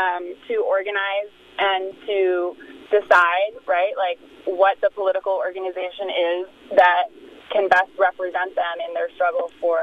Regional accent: United States; as an American

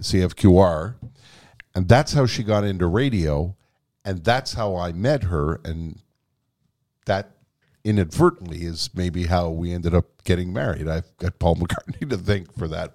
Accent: Quebec, Canada; first language English; I was born here. I was educated in English here.

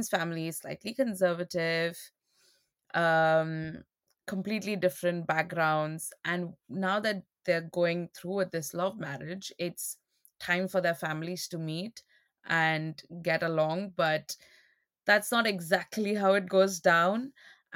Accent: India; being Indian

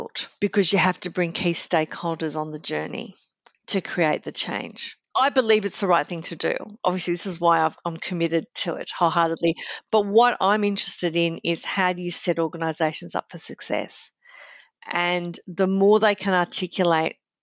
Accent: Sydney, New South Wales, Australia; I grew up in Sydney's Sutherland Shire

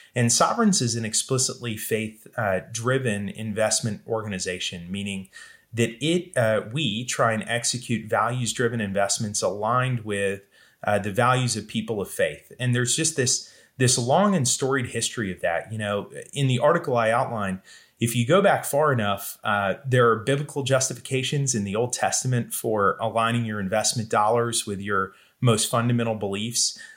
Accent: the Southeast, mostly Georgia and Florida, United States; I grew up in the Southeast, mostly in Georgia and Florida

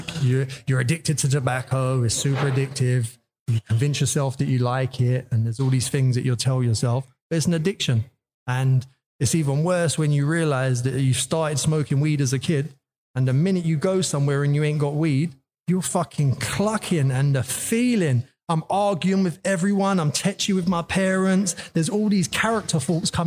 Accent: London, United Kingdom; From London, Northwest London.

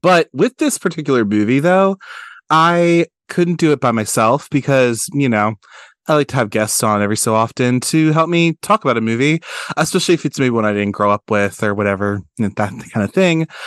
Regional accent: Baltimore, Maryland, United States; we're also Baltimore guys. He's from Baltimore, I'm from Baltimore.

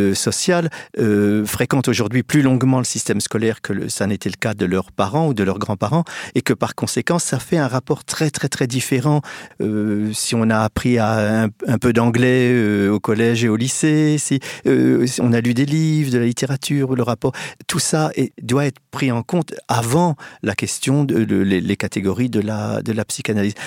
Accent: Reims, Grand Est, France; je suis né à Reims euh, euh, le, dans les années 50

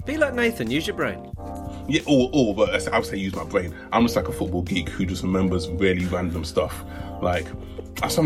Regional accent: United Kingdom; Listen, I like my status as a British

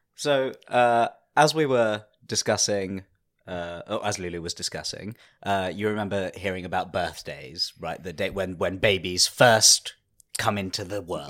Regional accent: United Kingdom; a British Indian man

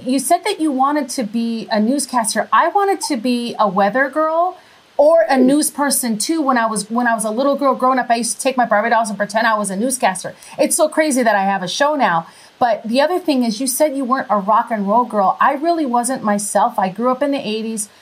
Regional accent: Minnesota, United States; accent: Minnesota; moved away; also born or lived in Wisconsin; I'm really originally from Minnesota, so I have kind of like a Minnesota accent

